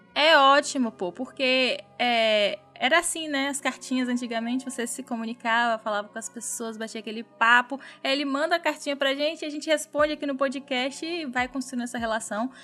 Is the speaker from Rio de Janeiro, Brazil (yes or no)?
no; Minas Gerais, Brazil; now in Bahia, Brazil; no meu estado natal que eu amo de paixão. Um beijo aí para Minas Gerais